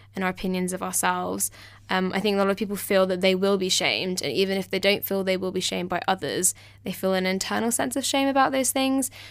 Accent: southern England, United Kingdom; I'm from England, down south

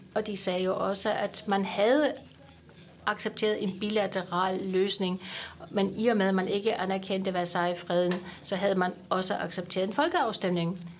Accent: Swabia, Germany; moved away; jeg er født i Schwaben

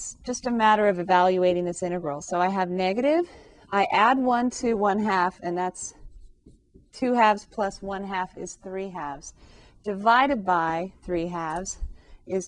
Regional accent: California, United States; I grew up in California

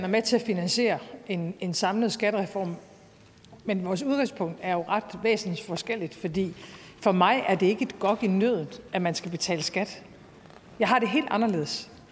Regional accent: North Jutland, North Denmark Region, Denmark; jeg må bare sige som nordjyde

